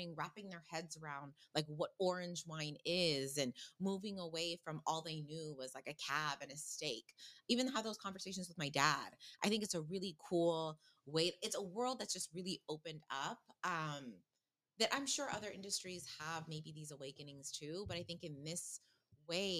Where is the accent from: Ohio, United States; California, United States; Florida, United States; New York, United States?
California, United States; Sacramento; I grew up in a suburb here in Sacramento.